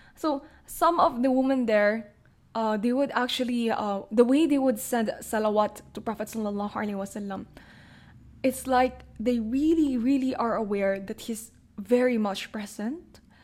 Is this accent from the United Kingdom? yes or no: no; Manila, Metro Manila, Philippines; also born or lived in Jeddah, Saudi Arabia; growing up in Manila